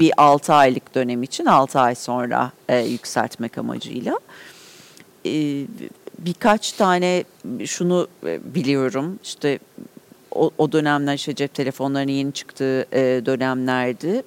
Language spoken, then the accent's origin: Turkish; Ankara, Turkey; Mebus evlerinde büyüdüm.